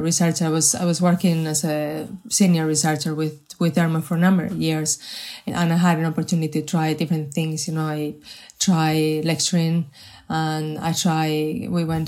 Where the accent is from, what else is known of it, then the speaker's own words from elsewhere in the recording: Spain; English is a second language; moved away as an adult; also born or lived in Madrid; now in Ireland; I wasn't born in Ireland. But funny enough, I have spent more time in Ireland than I have spent in my home country in Spain.